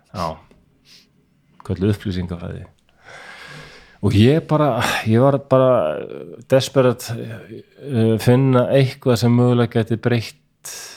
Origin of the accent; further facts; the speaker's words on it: Iceland; moved away as an adult; also born or lived in Denmark; þegar ég flutti heim frá Danmörku 2002